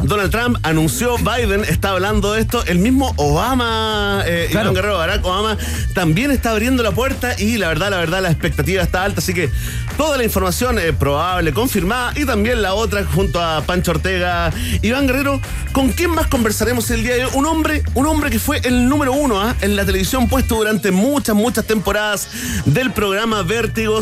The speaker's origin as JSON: {"language": "Spanish", "country": "Chile", "said": "como chileno"}